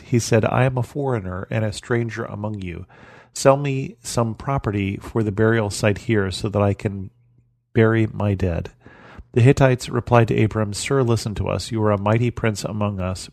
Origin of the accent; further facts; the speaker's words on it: United States; as an American